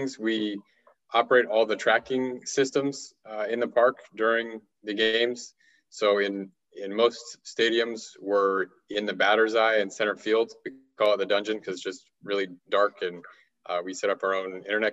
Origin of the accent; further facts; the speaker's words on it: Southern California, United States; I'm from Southern California originally, so I grew up a huge diehard Dodgers fan